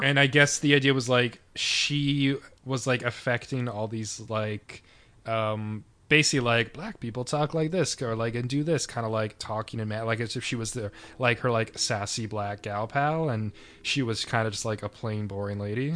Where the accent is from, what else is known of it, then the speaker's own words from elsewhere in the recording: Canada; we're from Canada